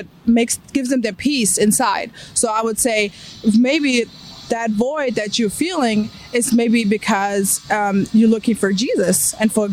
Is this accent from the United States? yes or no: no; Germany; moved away; I grew up being agnostic because of all the science and all how I grew up in Germany